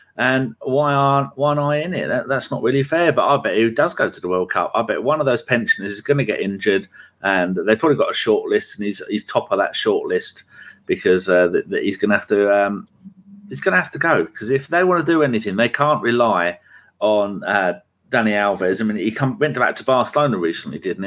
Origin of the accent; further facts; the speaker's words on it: England, United Kingdom; being English